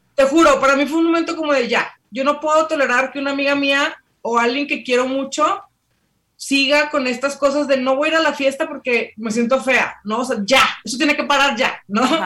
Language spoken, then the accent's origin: Spanish; Mexico; como mexicanas, en este caso, ¿no? Toda la herencia que tenemos